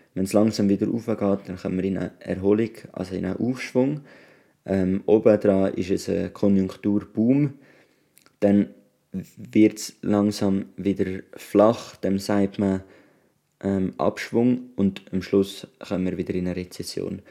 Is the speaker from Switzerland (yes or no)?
yes; Switzerland; wenn wir als Schweizer Bürger